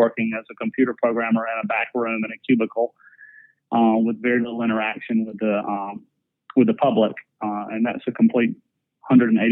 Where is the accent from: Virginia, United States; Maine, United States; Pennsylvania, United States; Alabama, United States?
Alabama, United States; South; moved away as an adult; also born or lived in Georgia; I grew up in a very small town in South Alabama